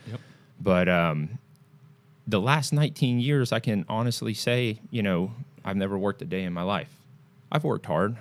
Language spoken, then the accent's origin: English; Singapore; now in United States; I'm originally from Singapore